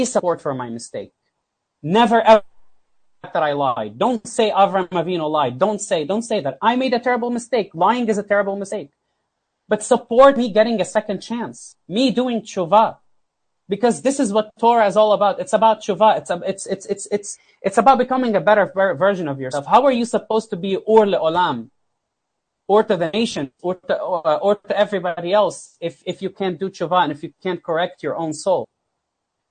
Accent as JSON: {"language": "English", "region": "South Governorate", "country": "Lebanon", "also_born_or_lived": "South Florida / Houston", "moved": "yes", "said": "I came from South Lebanon"}